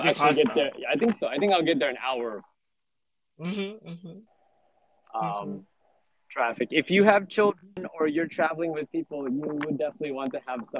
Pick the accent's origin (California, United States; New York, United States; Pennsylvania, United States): New York, United States; now in Japan; I was born in New York